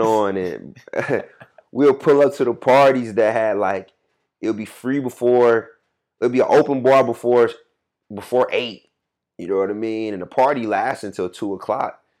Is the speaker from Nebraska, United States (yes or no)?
no; Atlanta, Georgia, United States; moved away as an adult; also born or lived in Nashville, Tennessee; I'm from Atlanta